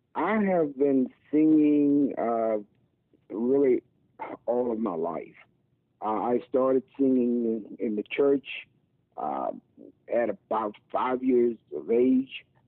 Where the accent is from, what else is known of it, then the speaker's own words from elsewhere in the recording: Mississippi, United States; now in Philadelphia, United States; I'm from Mississippi from a southern gospel background